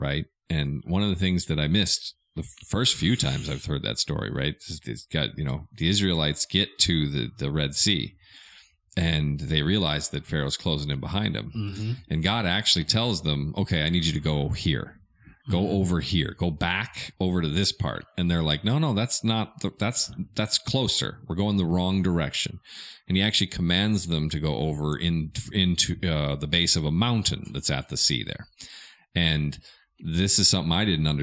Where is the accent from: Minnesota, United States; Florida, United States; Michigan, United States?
Minnesota, United States; now in Arkansas, United States; I'm from Minnesota